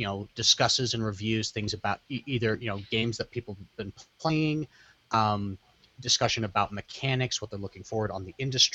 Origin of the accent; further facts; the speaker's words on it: Texas, United States; technically I am a Texan.